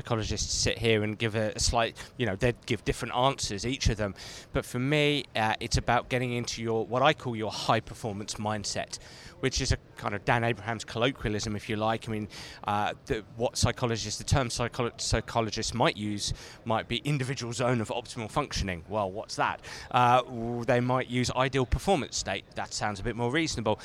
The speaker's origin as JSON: {"language": "English", "region": "England", "country": "United Kingdom", "said": "I'm very blessed living in England, being English"}